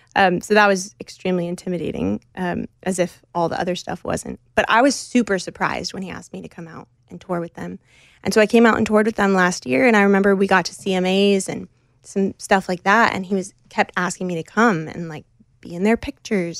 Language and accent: English; United States; I grew up just outside of New York City in the Northeast